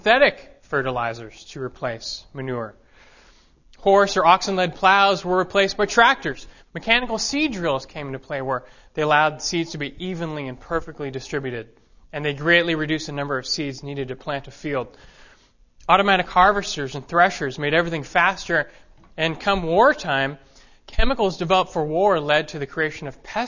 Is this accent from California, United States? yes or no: yes; Los Angeles, California, United States; moved away; I was raised in Los Angeles